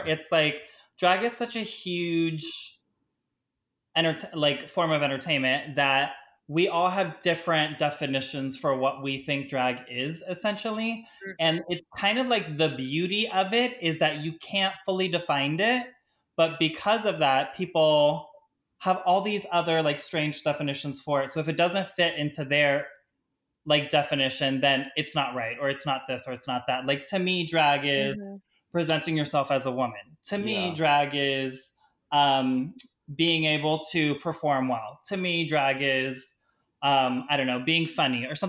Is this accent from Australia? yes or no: no; Miami, Florida, United States; I was raised in Miami